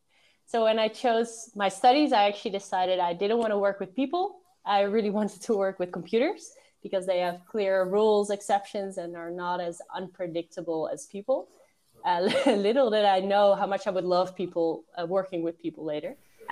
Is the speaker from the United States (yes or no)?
no; a village near Amsterdam, North Holland, Netherlands; I turned 30 this year and I work as a data scientist at Picnic. I was born and raised in the Netherlands and I grew up in a village nearby Amsterdam.